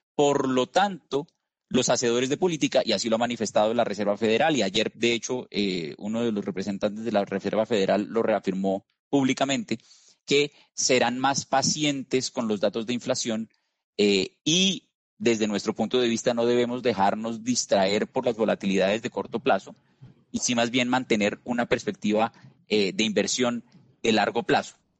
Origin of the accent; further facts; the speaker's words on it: Colombia; como escuchas por mi acento, no soy peruano, soy colombiano